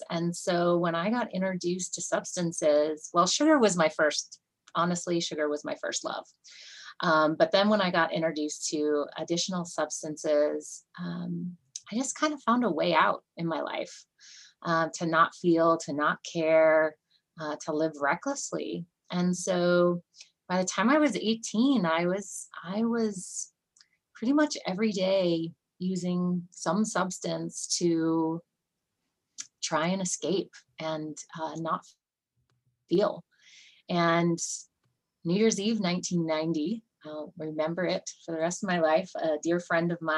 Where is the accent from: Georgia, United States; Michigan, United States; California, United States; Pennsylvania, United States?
California, United States; Santa Rosa; moved away as an adult; also born or lived in Bay Area, California; now in Bend, United States; I am originally from California girl, grew up in Santa Rosa and lived in the Bay Area for a while and then migrated north